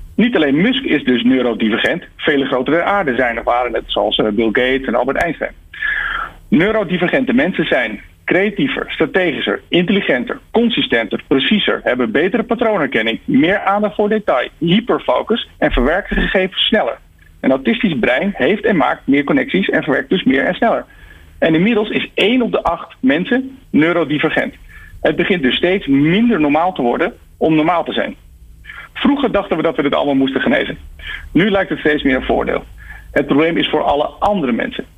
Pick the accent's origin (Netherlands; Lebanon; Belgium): Netherlands; Wij zijn tenslotte die nuchtere Hollanders